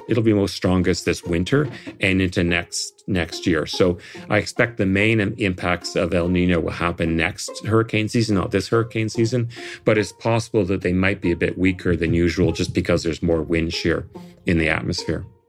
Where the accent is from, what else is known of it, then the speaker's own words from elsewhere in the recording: Toronto, Ontario, Canada; now in Nova Scotia, Canada; I come from Toronto, which has a lot of thunderstorms